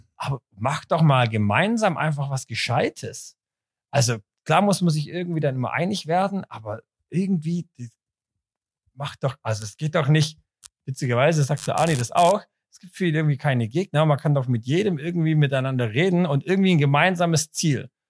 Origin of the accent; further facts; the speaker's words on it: Zurich, Switzerland; bei uns in Zürich